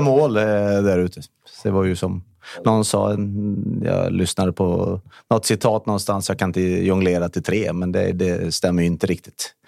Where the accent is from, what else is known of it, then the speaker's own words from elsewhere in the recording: Borås, Västra Götaland, Sweden; moved away as an adult; now in Täby, Sweden; jag var uppväxt i Norrby